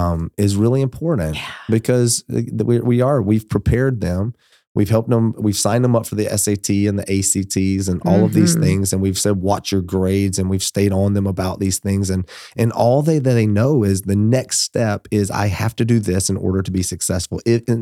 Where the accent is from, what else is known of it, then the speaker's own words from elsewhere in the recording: Georgia, United States; moved away; I'm from Georgia